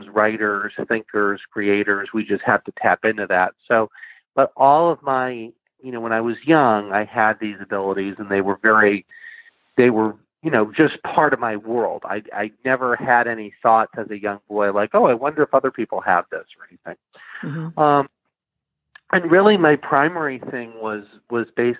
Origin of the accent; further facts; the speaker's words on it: Plainville, Massachusetts, United States; I grew up in Plainville, Massachusetts, which is just a small town.